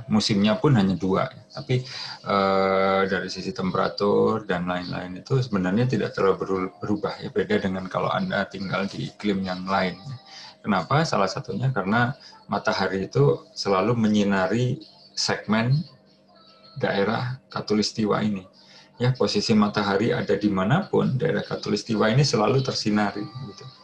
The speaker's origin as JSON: {"language": "Indonesian", "town": "Surabaya", "region": "East Java", "country": "Indonesia", "said": "Saya berasal dari Surabaya, itu temperatur 40 derajat Celcius itu sudah hari-hari ya, sehari-hari saya alami ya waktu dulu SMA gitu."}